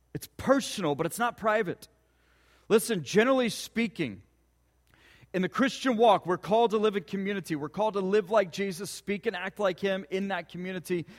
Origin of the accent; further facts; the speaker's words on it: Ponca City, Oklahoma, United States; growing up in Ponca City.